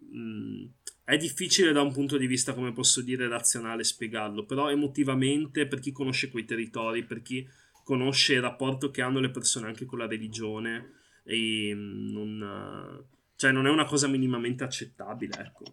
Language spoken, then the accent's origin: Italian; Italy; sono nato qui, i miei genitori sono insomma arrivati in Italia negli anni 80